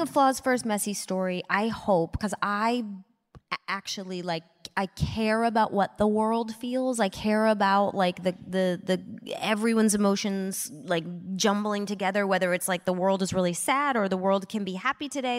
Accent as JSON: {"language": "English", "region": "Midwest", "country": "United States", "tie": "born or raised there", "moved": "yes", "said": "I grew up in the Midwest"}